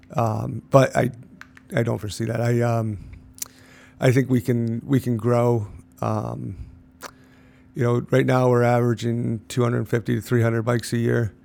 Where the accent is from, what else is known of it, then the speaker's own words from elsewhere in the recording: Lake George, New York, United States; I grew up in Cloverdale, went to, uh, Lake George High School